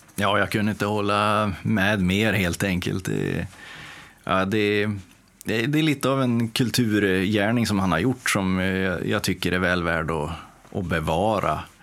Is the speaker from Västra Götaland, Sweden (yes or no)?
no; Timrå, Västernorrland County, Sweden; moved away as an adult; also born or lived in Motala; now in Gothenburg, Sweden; jag kommer ju från Timrå ursprungligen då och eh, bodde där och eh, verkade fram tills jag fyllde 20